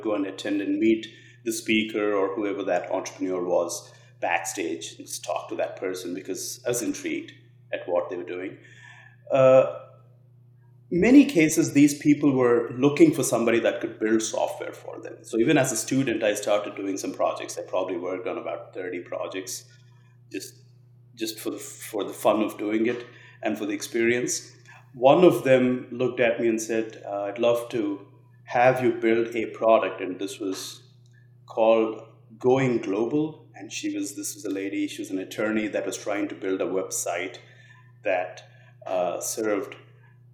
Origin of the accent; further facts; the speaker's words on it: Hyderabad, Telangana, India; also born or lived in United States; now in Nashville, United States; So I was born in a little, in a tier two city, but I grew up in a city called Hyderabad, which is one of the largest cities in India.